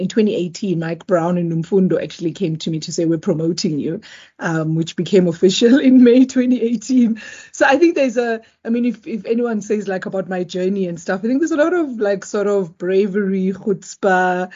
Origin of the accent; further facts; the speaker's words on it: South Africa; also born or lived in Eswatini; So I am South African, but I wasn't born here. So I was born in Eswatini, previously Swaziland